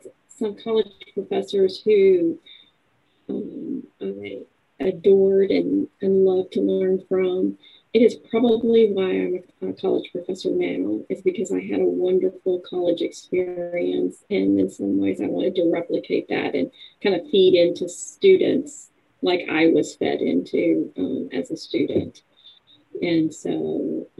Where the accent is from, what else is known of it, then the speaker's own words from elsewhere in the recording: Virginia, United States; moved away as an adult; also born or lived in Texas; now in Lawton, United States; I'm actually from the East Coast. I'm from Virginia. I graduated there